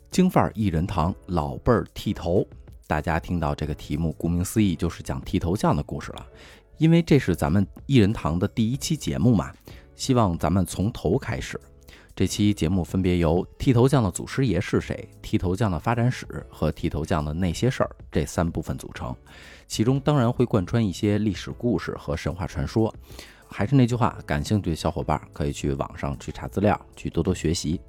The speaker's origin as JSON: {"language": "Chinese", "region": "Beijing", "country": "China", "tie": "born or raised there", "said": "从小在四合院长大"}